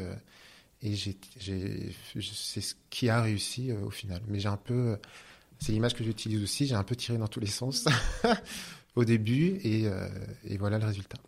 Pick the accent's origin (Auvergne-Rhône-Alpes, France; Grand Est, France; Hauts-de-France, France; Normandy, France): Normandy, France; je suis normand